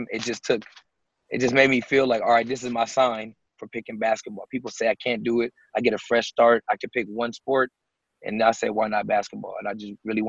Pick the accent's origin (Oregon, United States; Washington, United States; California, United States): Washington, United States; Seattle; I was a kid from Seattle, Washington